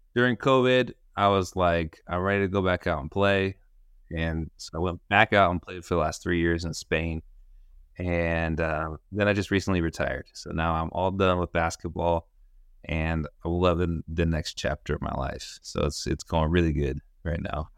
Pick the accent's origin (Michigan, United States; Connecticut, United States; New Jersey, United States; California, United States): California, United States; Sacramento; also born or lived in Cúcuta, Colombia / Utah; I grew up in Sacramento, uh, where I currently am.